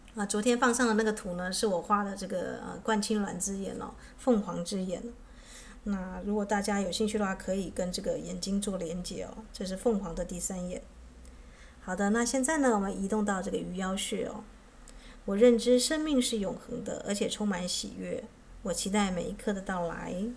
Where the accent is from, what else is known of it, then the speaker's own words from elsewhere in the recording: Taitung, Taitung County, Taiwan; moved away; 我的故乡在台东是这个荒山僻林的地方